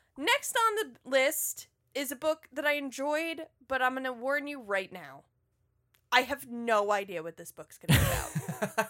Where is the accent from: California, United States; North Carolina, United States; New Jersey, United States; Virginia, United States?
North Carolina, United States; North Carolina and Georgia, United States; I was raised in North Carolina and Georgia